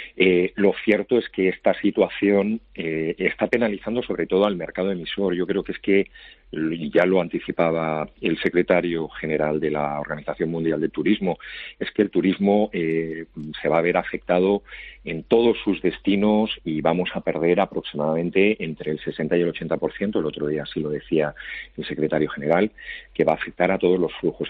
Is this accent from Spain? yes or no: yes; Spain; como español y además como funcionario